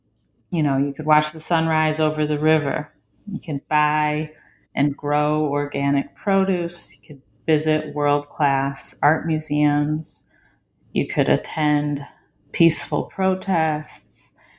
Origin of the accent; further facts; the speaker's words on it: Detroit, Michigan, United States; from the perspective of a fourth generation Detroiter and, you know, growing up in Detroit in the 1990s, early 2000s, and observing over the years shifting narratives of Detroit